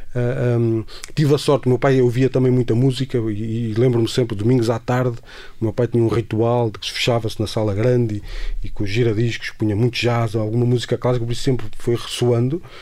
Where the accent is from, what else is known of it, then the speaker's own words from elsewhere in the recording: Castelo Branco, Centro, Portugal; moved away as an adult; also born or lived in Lisbon; em Castelo Branco, de onde eu nasci e, e, e cresci até aos 18 anos, antes de vir para Lisboa